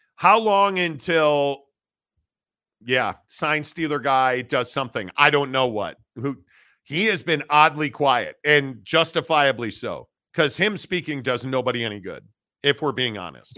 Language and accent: English; Northbrook, Illinois, United States; I grew up in Northbrook, northern suburbs of, uh, Chicago